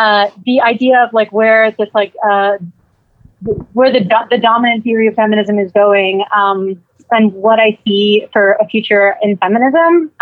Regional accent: Miami, Florida, United States; growing up in Miami

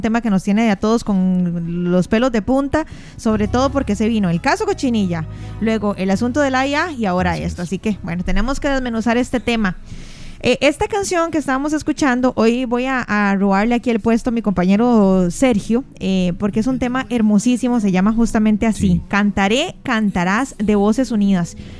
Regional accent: Costa Rica; nos hace sentirnos como costarricenses indignados

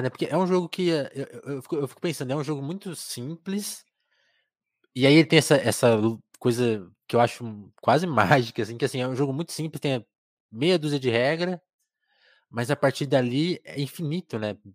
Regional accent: Osasco, São Paulo, Brazil; Sou de Osasco.

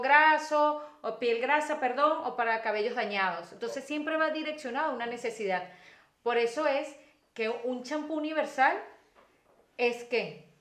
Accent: Venezuela; como buena mujer venezolana

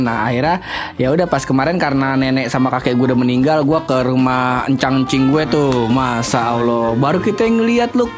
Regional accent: Depok, West Java, Indonesia; gua asli Depok

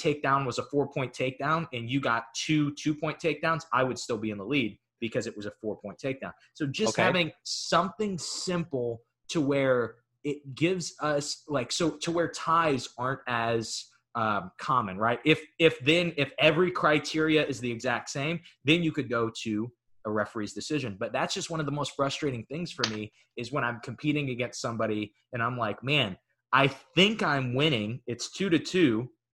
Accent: United States; I'm American.

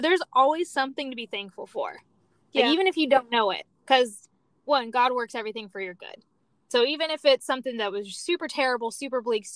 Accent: San Diego, California, United States; also born or lived in Orange County; I was born and raised in San Diego

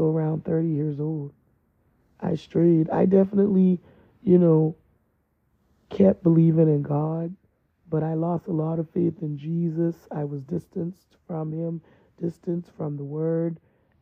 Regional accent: East Coast, United States; moved away; I was raised on the East Coast

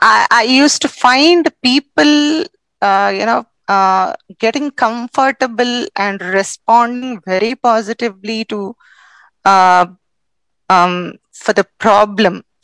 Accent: Hyderabad, Telangana, India; I am from India, South India, specifically from Hyderabad

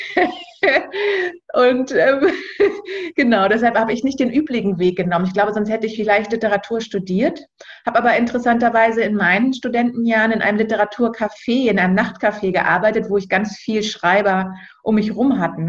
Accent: Berlin, Germany; moved away as an adult; Ich bin ursprünglich Berlinerin und wohne auch jetzt wieder in Berlin, war zwischenzeitlich mal lange unterwegs und viel auf Reisen

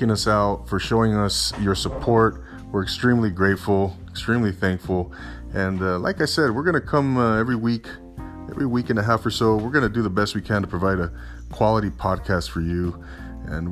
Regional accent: Southern California, United States; I'm from Southern California

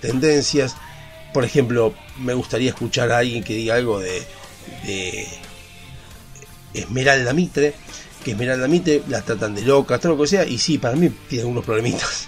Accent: Argentina; Somos argentinos

